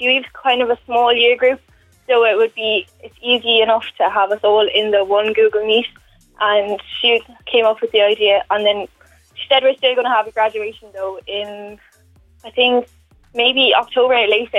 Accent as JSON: {"language": "English", "town": "Dungarvan", "region": "Munster", "country": "Ireland", "tie": "born or raised there", "lives_now": "Waterford, Ireland", "said": "I'm from Dungarvan originally, but I live in Waterford now. And I went to school in Art School in Isa in Dungarvan. It's a girls' school."}